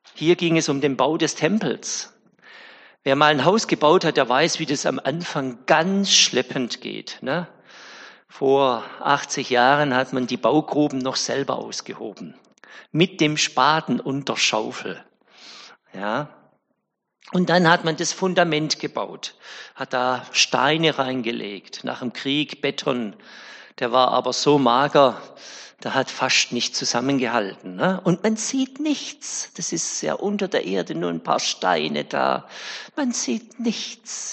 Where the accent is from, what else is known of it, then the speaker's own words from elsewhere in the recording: Winnenden, Baden-Württemberg, Germany; Ich komme ja aus Winnenden